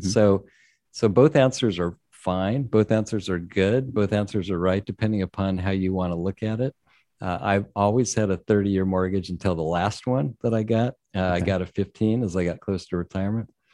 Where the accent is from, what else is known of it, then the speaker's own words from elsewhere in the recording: San Diego, California, United States; I'm in San Diego, born and raised in San Diego, so I've never spent a winter in New England